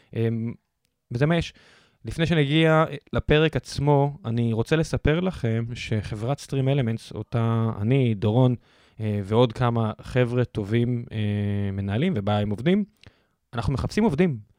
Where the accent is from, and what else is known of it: Israel